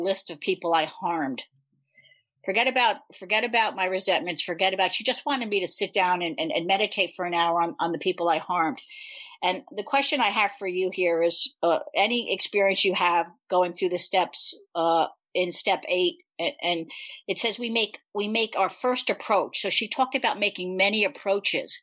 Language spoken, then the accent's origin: English; New York, United States; I'm from New York.